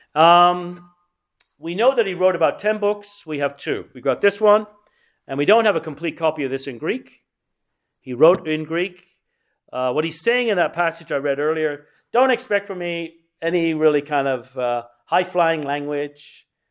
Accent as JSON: {"language": "English", "region": "England", "country": "United Kingdom", "tie": "born or raised there", "said": "I grew up in England"}